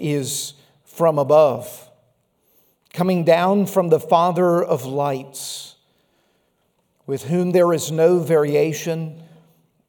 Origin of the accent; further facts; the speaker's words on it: Laurel, Mississippi, United States; A little church I grew up in Laurel, Mississippi